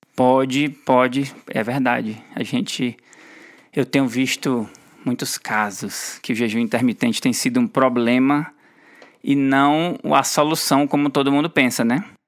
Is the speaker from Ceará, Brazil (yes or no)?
yes; Ceará, Brazil; moved away; Nós somos nordestinos orgulhosos. A gente mora fora do, fora do Ceará por muito tempo, mas o Ceará não sai da gente